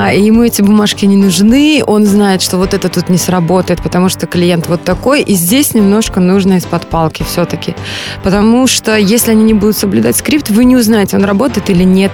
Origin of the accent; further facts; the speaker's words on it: Belarus; moved away as an adult; now in Moscow, Russia; я сама родом из Беларуси